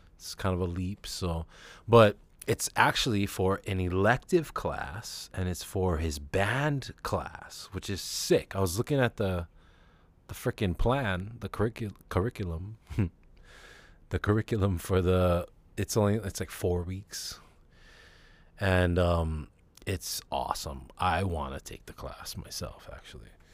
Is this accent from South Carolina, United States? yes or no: no; Hawaii, United States; I am Hawaiian, and I guess I'm Asian